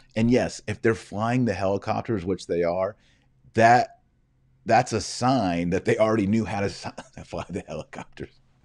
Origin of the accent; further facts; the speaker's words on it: Texas, United States; my limited however many years of Spanish I had when I was in high school in Texas